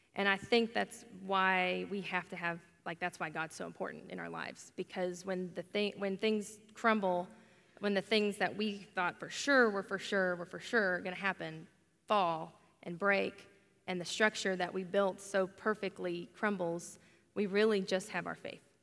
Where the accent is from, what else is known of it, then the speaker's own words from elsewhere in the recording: Oklahoma, United States; I'm from Oklahoma, born and raised